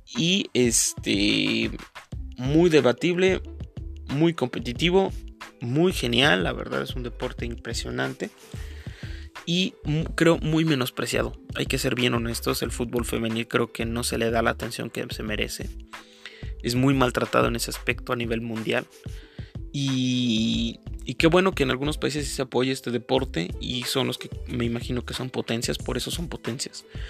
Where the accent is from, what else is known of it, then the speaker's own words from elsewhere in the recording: Mexico; Yo soy de México